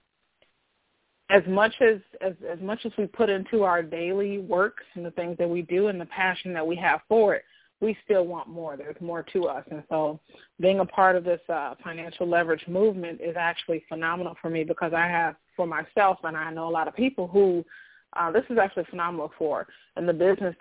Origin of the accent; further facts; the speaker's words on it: Chicago, Illinois, United States; also born or lived in Iowa / South Dakota; now in Texas, United States; I am actually originally from Chicago, currently living in Texas